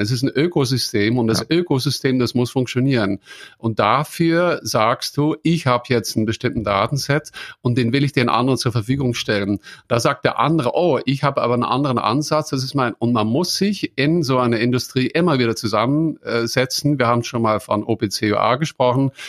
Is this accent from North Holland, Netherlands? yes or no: no; near Maastricht, Limburg, Netherlands; German is a second language; moved away; das ist nicht so weit weg von dort, wo ich geboren bin, in den Niederlanden